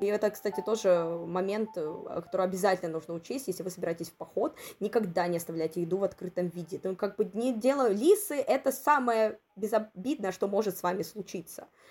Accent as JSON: {"language": "Russian", "town": "Tomari", "region": "Sakhalin Oblast", "country": "Russia", "tie": "born or raised there", "said": "в моем родном городе Тамари"}